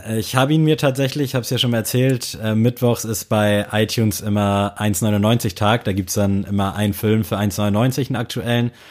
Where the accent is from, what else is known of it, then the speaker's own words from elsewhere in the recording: Southern Germany, Germany; Ich bin ja aus Süddeutschland.